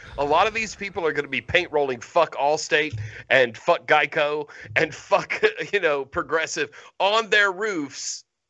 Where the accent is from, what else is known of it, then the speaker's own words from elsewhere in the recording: Florida, United States; moved away as an adult; also born or lived in Pensacola / Atlanta; I'm from Florida.